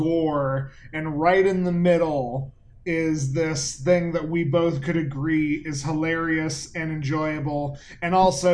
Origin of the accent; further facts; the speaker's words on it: Florida, United States; also born or lived in Orlando; now in North Carolina, United States; we both live in North Carolina now, but we both grew up in Florida